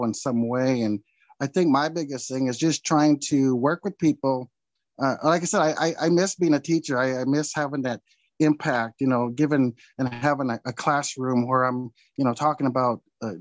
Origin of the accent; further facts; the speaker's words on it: Lewiston, Idaho, United States; here in my hometown, my home area